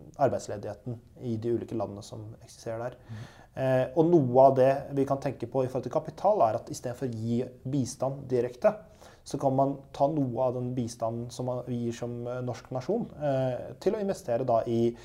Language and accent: Norwegian; Halden, Østfold, Norway; moved away as an adult; now in Oslo, Norway; jeg er eh, en haldenser. Eh, født og oppvokst i Halden